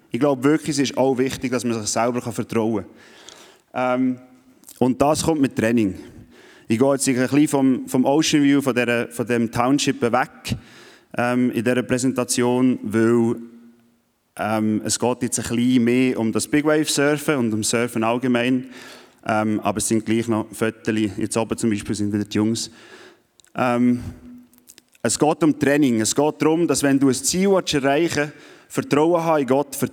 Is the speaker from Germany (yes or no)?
no; Switzerland; Vor allem, wenn man als Schweizer, der ohne Wellen aufgewachsen ist, wo einisch am Meer war